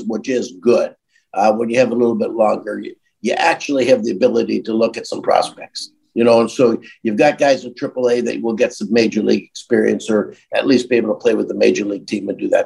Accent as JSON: {"language": "English", "town": "Welland", "region": "Ontario", "country": "Canada", "said": "you won't have heard of it, so I'll tell you Niagara Falls, but I'm really from Welland"}